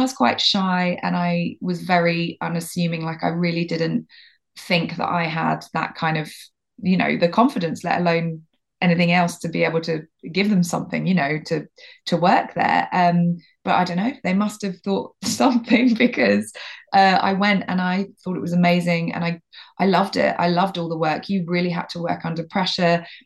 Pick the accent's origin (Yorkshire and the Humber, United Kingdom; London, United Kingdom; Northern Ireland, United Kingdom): London, United Kingdom; moved away as an adult; also born or lived in Boston; now in Devon, United Kingdom; I'm from London originally